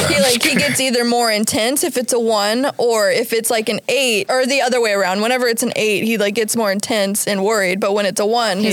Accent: Virginia Beach, Virginia, United States; I came from Virginia. Virginia Beach.

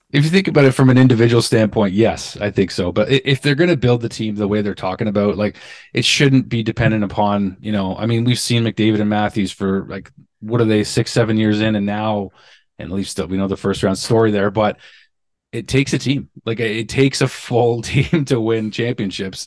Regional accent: Niagara, Ontario, Canada; also born or lived in Pointe-Claire, Quebec; I was born on the West Island in Quebec, but I was raised in Niagara

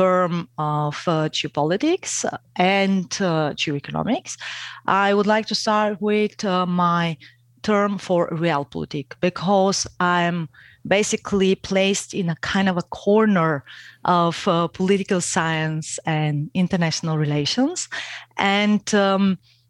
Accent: Bulgaria; moved away as an adult; now in Austria; I am originally from Bulgaria

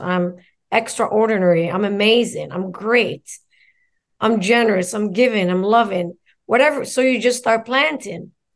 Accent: Morocco; now in United States; I'm born and raised in Morocco

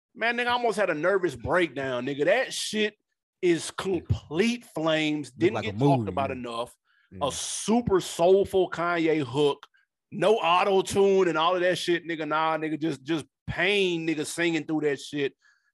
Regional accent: Queens, New York, United States; And I'm from Queens, too.

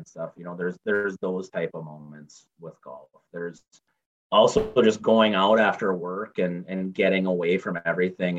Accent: Hancock, Michigan, United States; now in Madison, United States; I was born and raised in Hancock, Michigan

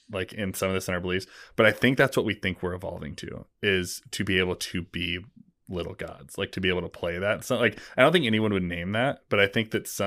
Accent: West Coast, United States; I grew up on the West Coast, like I just never, I was like, it was … or die.

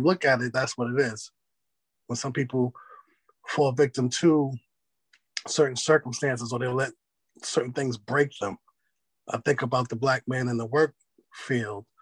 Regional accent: New York City, New York, United States; now in North Carolina, United States; I moved from New York City to North Carolina

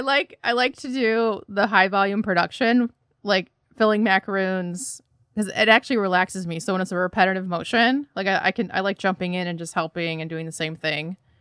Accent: Troy, Michigan, United States; now in Chicago, United States; I'm originally from the Detroit area, so Troy, Michigan specifically

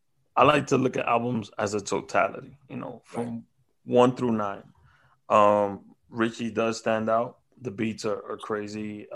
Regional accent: New York City, New York, United States; We're from Washington Heights.

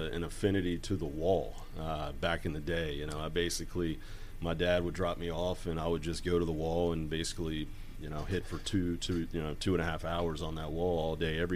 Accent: Hickory, North Carolina, United States; I'm from Hickory, North Carolina, which is a small town in western North Carolina

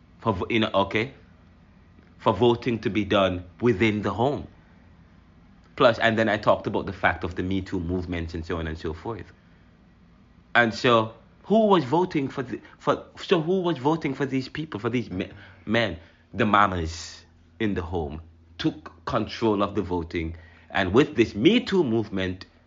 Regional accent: Jamaica; now in United States; I'm Jamaican

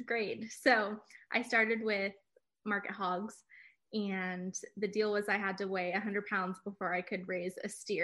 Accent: Livermore, California, United States; I grew up in Livermore, California

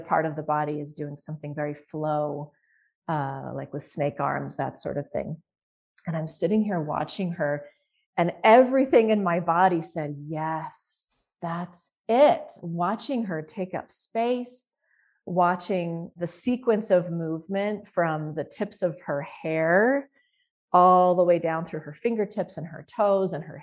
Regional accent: Utah, United States; So I did most of my growing up in Utah

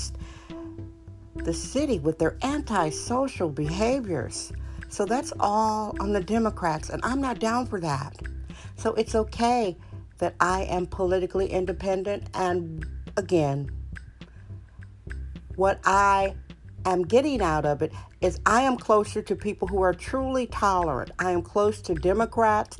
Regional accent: Wisconsin, United States; now in San Francisco, United States; I'm from Wisconsin

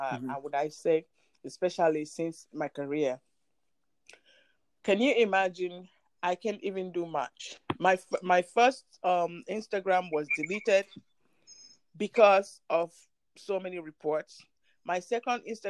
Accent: Nigeria; moved away as an adult; now in United States; I'm Nigerian. Mm-hmm. I migrated to the U.S. In 2005

